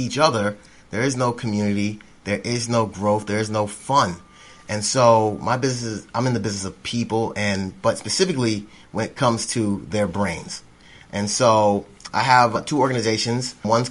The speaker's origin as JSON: {"language": "English", "region": "Florida", "country": "United States", "lives_now": "Tennessee, United States", "said": "I'm a transplant from Florida, but I like being here in East Tennessee now."}